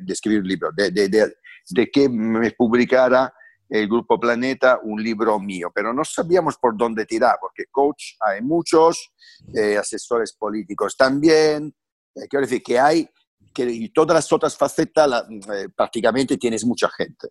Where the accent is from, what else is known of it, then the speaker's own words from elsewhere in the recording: Francavilla Fontana, Apulia, Italy; Spanish is a second language; moved away as an adult; now in Spain; yo vengo de una familia muy, muy, muy humilde, analfabeta del sur de Italia, de campesinos. Eh, nazco ahí